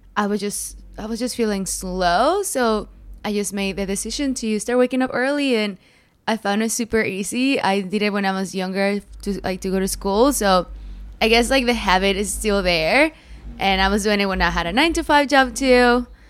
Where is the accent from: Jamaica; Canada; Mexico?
Mexico; moved away; also born or lived in United States / Morelos; I grew up in Mexico. Um, I was born in America, but my parents went back home